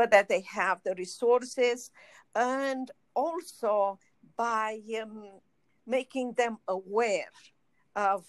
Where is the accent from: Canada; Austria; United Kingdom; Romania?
Romania; moved away as an adult; now in United States; I was in Romania